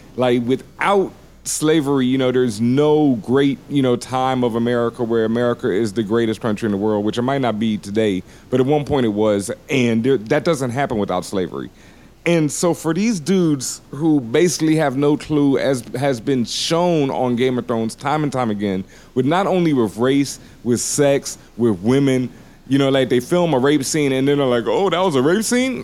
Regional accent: the South, United States; I grew up in the South

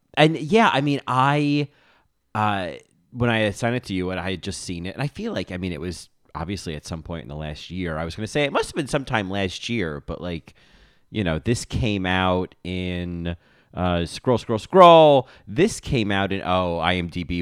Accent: New Jersey, United States; I grew up in New Jersey

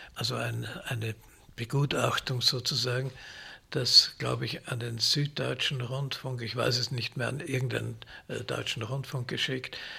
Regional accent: Vienna, Austria; Ich bin in Wien geboren und habe da auch studiert an der Musikhochschule

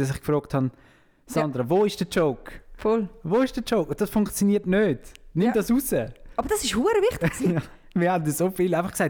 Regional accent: Jona, St. Gallen, Switzerland; Ah, vom Kreis 6 aus Jona, hä?

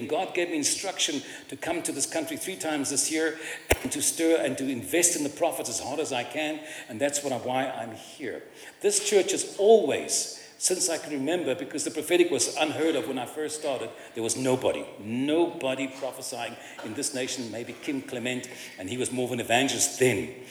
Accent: Cape Town, Western Cape, South Africa; I was raised in Cape Town in a Jewish family and culture

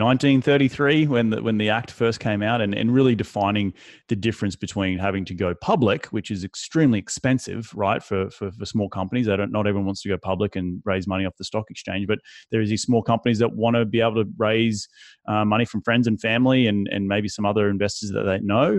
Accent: Australia; now in United States; my home country of Australia

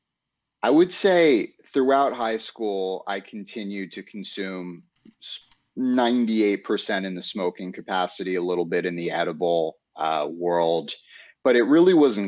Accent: New York City, New York, United States; moved away as an adult; now in Florida, United States; growing up in Manhattan and in apartment buildings

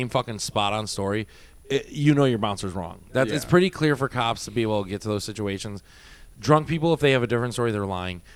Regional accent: Midwest, United States; moved away; also born or lived in Miami; We're from the Midwest.

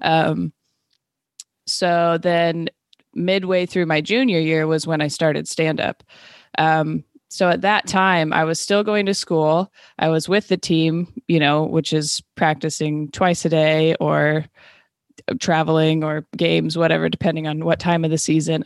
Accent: Renton, Washington, United States; also born or lived in Seattle, Washington / Los Angeles, California; I was born and raised in Renton, Washington

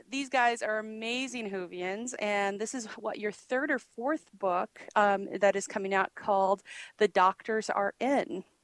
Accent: Australia; I'm from Australia.

